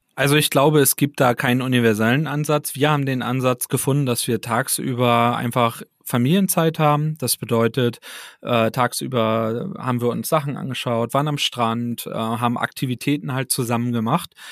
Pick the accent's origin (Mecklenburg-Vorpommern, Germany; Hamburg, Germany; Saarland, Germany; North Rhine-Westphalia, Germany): Mecklenburg-Vorpommern, Germany; Neubrandenburg; moved away as an adult; also born or lived in Berlin; now in Rostock, Germany; ich bin gebürtiger Neubrandenburger, also von daher äh, Kind äh, aus Mecklenburg-Vorpommern auf jeden Fall.